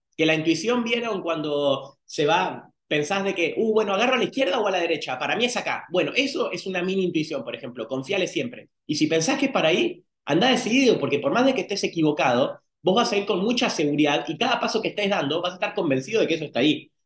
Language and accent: Spanish; San Miguel, Buenos Aires Province, Argentina; now in Baja California, Mexico; en San Miguel, yo nací en Buenos Aires, provincia de Buenos Aires, Argentina, y el mar más cercano queda a quinientos kilómetros.